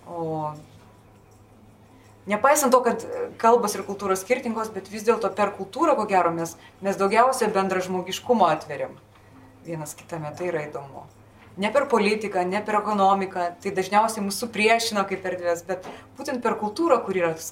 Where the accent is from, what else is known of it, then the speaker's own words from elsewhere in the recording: Lithuania; Galbūt mes lietuviai kažkur tai truputėlį pamiršom, kad mes Dionizai irgi esam.